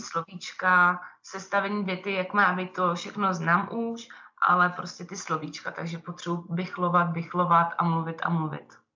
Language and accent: Czech; Czechia; moved away as an adult; now in Brig, Switzerland; jsem taky Češka